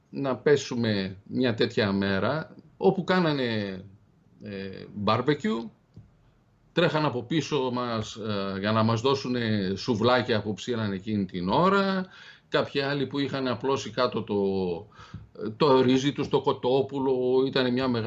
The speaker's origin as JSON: {"language": "Greek", "country": "Greece", "said": "από πού είστε, από την Ελλάδα."}